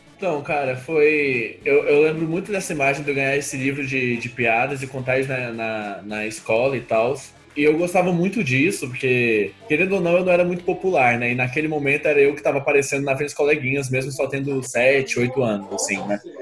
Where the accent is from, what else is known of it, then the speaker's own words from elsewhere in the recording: Goiânia, Goiás, Brazil; eu sou de Goiânia